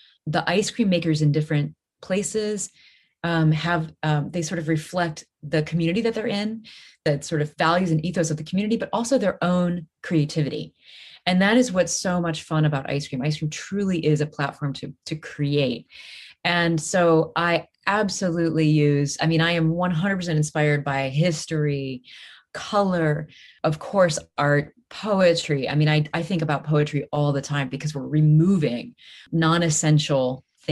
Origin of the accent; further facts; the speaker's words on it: Midwest, United States; moved away; I'm from the Midwest